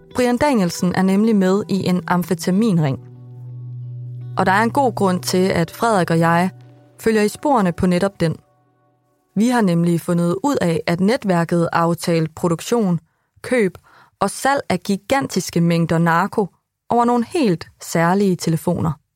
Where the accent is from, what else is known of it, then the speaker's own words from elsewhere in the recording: Vildbjerg, Central Denmark Region, Denmark; i Vildbjerg, hvor jeg er fra.